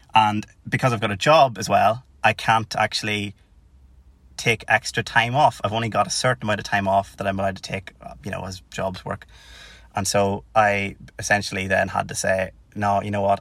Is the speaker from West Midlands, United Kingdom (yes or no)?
no; Tyrone, Northern Ireland, United Kingdom; moved away as an adult; now in Cardiff, United Kingdom; as you can probably guess by the accent, I'm not from Cardiff or Wales. I'm from Tyrone originally.